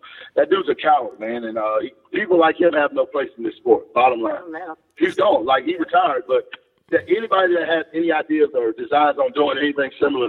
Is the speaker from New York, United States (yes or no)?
no; Homewood, Alabama, United States; Birmingham, Homewood, Alabama.